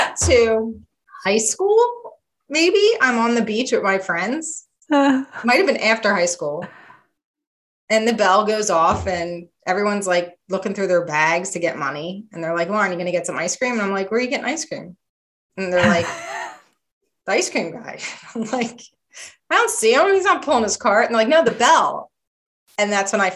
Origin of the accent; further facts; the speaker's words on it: New Jersey, United States; I grew up in Jersey